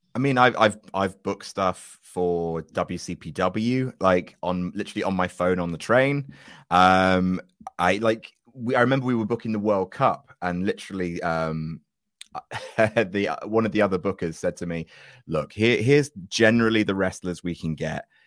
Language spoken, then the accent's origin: English; Jersey; moved away; I'm from original Jersey, which New Jersey is actually named after